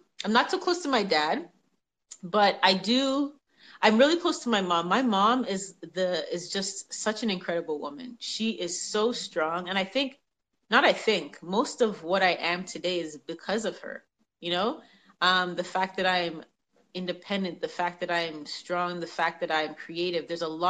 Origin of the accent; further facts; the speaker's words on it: Toronto, Ontario, Canada; born there; Oh, gosh. Well, I was born in Toronto. I was born in Toronto. We moved around a lot.